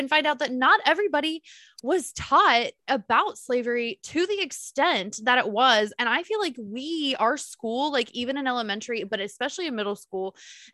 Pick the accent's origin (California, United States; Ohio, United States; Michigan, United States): Ohio, United States; Cincinnati; Born and raised in Cincinnati, Ohio